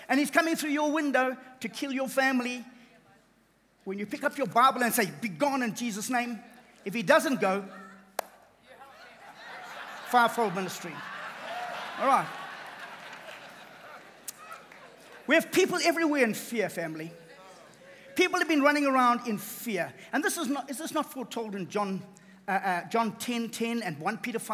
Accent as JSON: {"language": "English", "region": "KwaZulu-Natal", "country": "South Africa", "said": "I come from KZN. I'm a South African"}